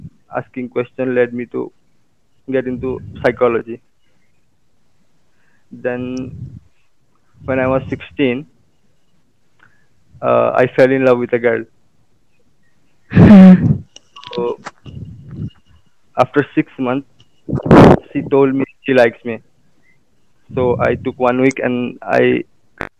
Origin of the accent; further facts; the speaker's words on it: Assam, India; I'm from Assam and I'm an engineering student